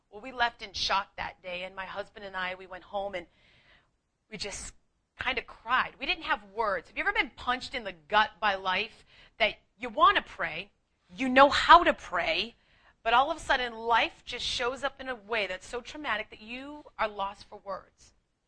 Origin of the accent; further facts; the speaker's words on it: Boston, Massachusetts, United States; accent: Boston; moved away; I'm just an Irish Catholic girl from Boston who's way too proud to share that, but I will. I'm wicked smart. That's right. I am a wicked smart girl who packs the car. But I've lost a lot of my accent so that you can understand me